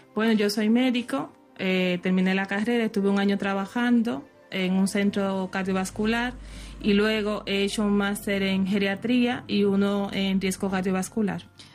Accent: Dominican Republic; soy de la República Dominicana

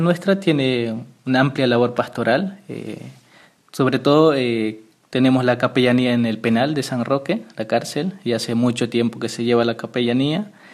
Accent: Villa Serrano, Chuquisaca, Bolivia; moved away as an adult; also born or lived in Rome, Italy; yo soy de ahí, de ese pueblito, ¿no? Ahí crecí, pues ahí viví

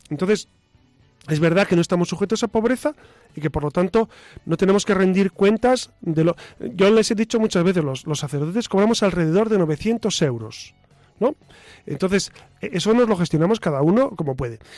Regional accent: Burgos, Castile and León, Spain; now in Madrid, Spain; o yo vengo de Burgos. En Burgos habitualmente en, en las misas entre semana de lunes a sábado no hay homilías.

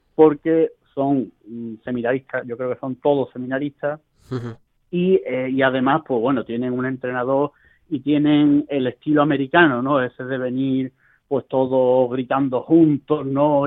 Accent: Spain; moved away as an adult; now in Rome, Italy; la mayoría somos españoles

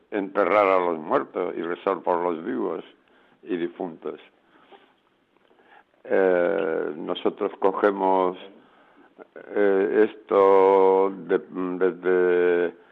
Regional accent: Spain; ahora mismo somos una comunidad de nueve y cinco somos españoles y cuatro son colombianos.

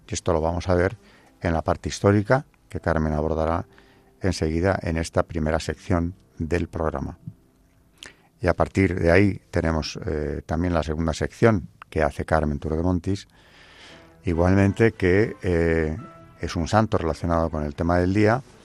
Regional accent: Spain; como españoles debe o puede enorgullecernos

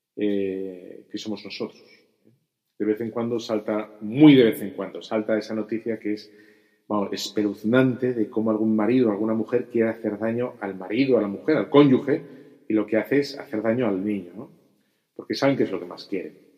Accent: Bilbao, Basque Country, Spain; soy de Bilbao

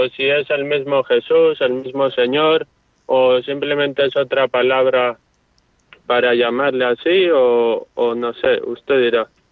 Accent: Basque Country, Spain; a mi tierra natal, al País Vasco

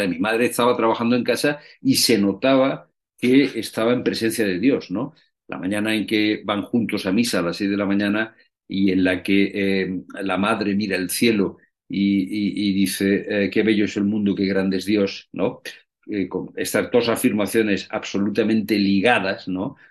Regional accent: Spain; los españoles

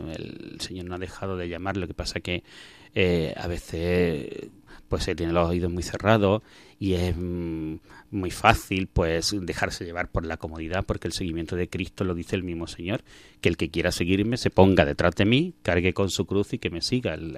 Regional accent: Belicena, Andalusia, Spain; moved away; also born or lived in Alcuéscar, Cáceres; yo soy de un pueblo de Granada que se llama Belicena y allí fue donde nací, donde viví mis primeros años, donde estudié los, años del colegio

